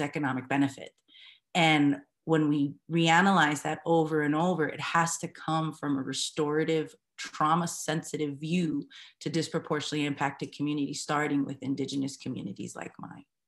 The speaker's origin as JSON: {"language": "English", "town": "Denver", "region": "Colorado", "country": "United States", "also_born_or_lived": "New Mexico", "lives_now": "Commerce City, United States", "said": "I'm mixed Chicana from Denver homeland. So even in that space, I'm from New Mexico, Southern Colorado space, my family is"}